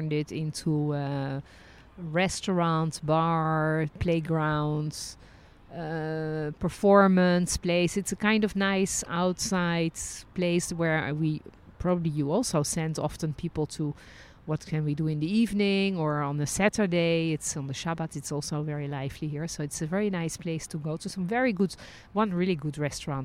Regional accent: Netherlands; also born or lived in France; now in Israel; I was born in Holland, then lived and worked as a licensed tour guide in France, and ended my journey living and working in Israel

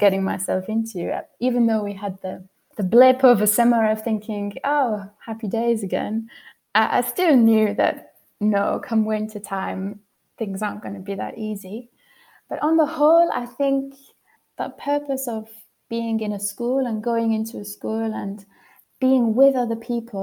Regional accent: United Kingdom; moved away as an adult; now in Switzerland; I'm missing home so much, and not even necessarily my hometown, which I do miss lots and lots, but just those landscapes that you get in the UK

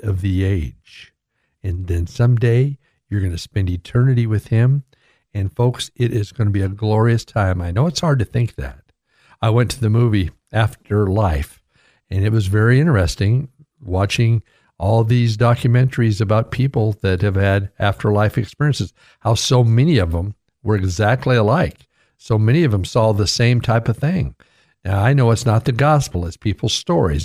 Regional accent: United States; I was born in America

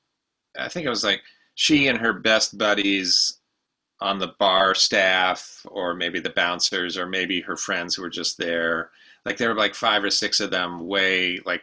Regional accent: Champaign, Illinois, United States; moved away as an adult; also born or lived in San Francisco / Minneapolis; I grew up in Champaign

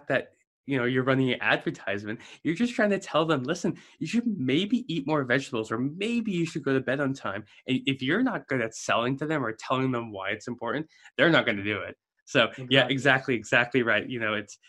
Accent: South Africa; moved away as an adult; now in United States; I'm a South African, immigrated to the States in December of 2007.

